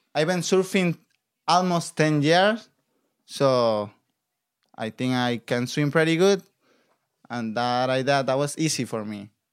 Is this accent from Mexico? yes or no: yes; Acapulco, Guerrero, Mexico; English is a second language; moved away as an adult; now in California, United States; I'm from Acapulco, Mexico, like, by Guerrero State